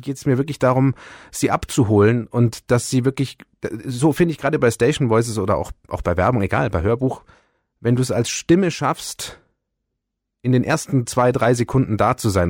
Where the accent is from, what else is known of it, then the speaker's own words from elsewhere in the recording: Bayerisch Gmain, Bavaria, Germany; also born or lived in Ulm; als ich ein Jahr alt war, waren wir schon hier, weil mhm. das Haus schon mein Urgroßvater 1934 gebaut hat